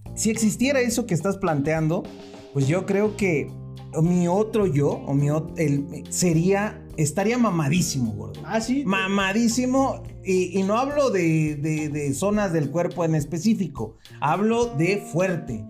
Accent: Mexico; also born or lived in Mexico City; somos muy impuntuales aquí en México

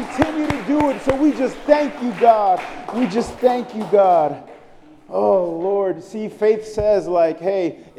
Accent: New York City, New York, United States; moved away; I'm from Brooklyn, New York. I grew up in the 90s.

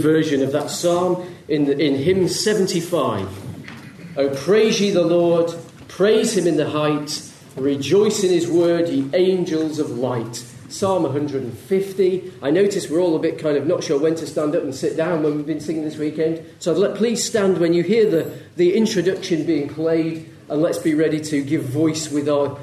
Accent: Leeds, Yorkshire and the Humber, United Kingdom; I grew up in Leeds, not far from Leeds

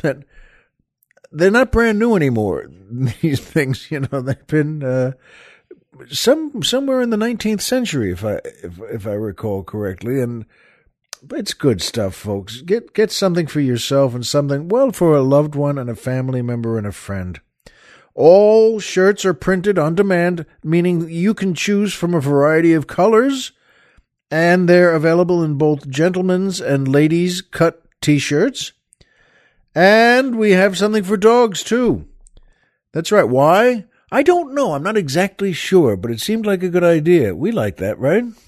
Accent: Long Island, New York, United States; moved away; the house we, we grew up in on Long Island.

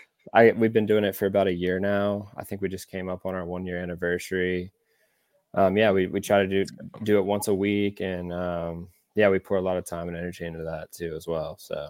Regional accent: Birmingham, Alabama, United States; also born or lived in Austin, Texas; I'm from right here in beautiful Birmingham, Alabama. Obviously knew all you guys growing up, I guess from middle school and on. Went to Vestavia. I reside now in Cahaba Heights. I actually have lived outside of the state of Alabama, though. I lived in Austin, Texas for 1 year

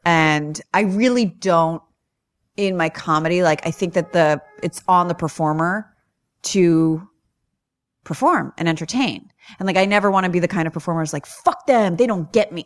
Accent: New York, United States; I'm from New York

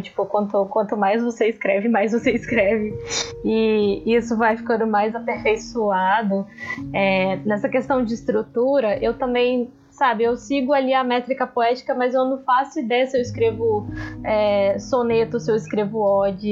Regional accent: Vitória, Espírito Santo, Brazil; sou de Vitória, Espírito Santo

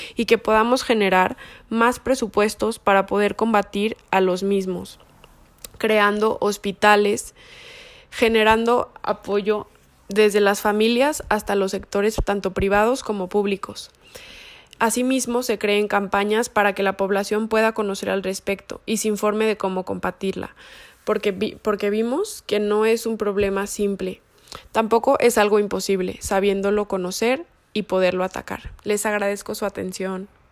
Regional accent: Mexico; como sociedad mexicana

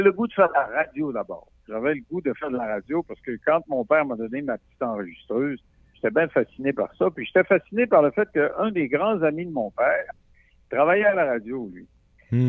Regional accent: Roberval, Quebec, Canada; moved away; je viens de Roberval, ou' lac Saint-Jean

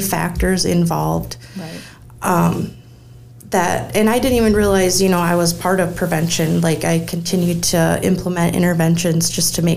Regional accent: United States; I was born and raised here in Rock County

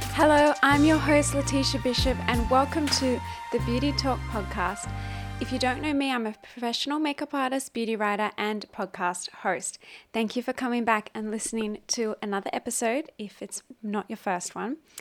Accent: Australia; now in Hong Kong; my home country, which is Australia.

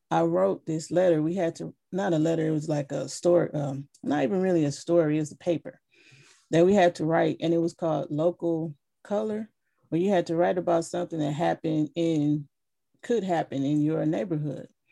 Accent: Flint, Michigan, United States; growing up in Flint

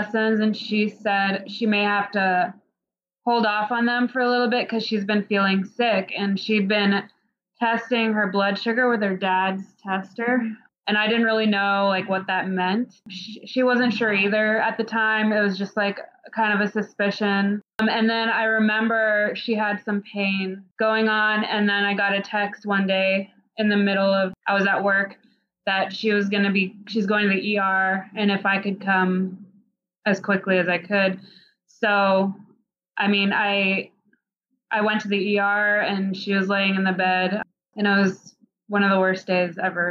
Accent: Houston, Texas, United States; now in Chicago, United States; I'm from Houston

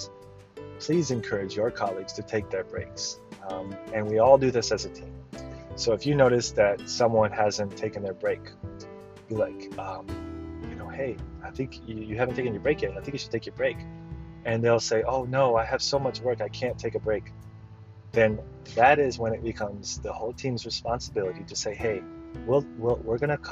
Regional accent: the South, United States; I'm from the South, as you all know

